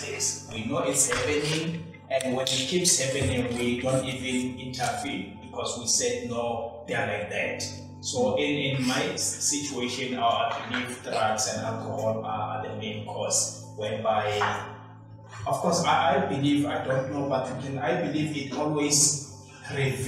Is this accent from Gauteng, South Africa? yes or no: yes; Mamelodi, Gauteng, South Africa; I'm from Mamelodi